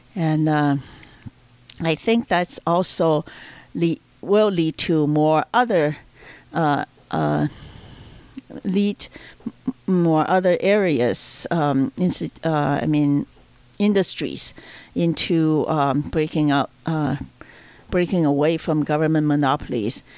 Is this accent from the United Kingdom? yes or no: no; China; moved away; I'm from China.